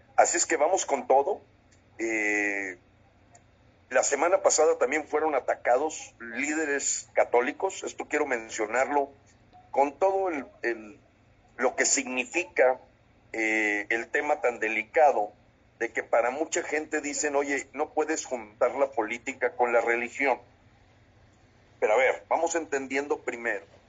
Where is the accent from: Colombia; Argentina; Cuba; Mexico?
Mexico; como mexicanos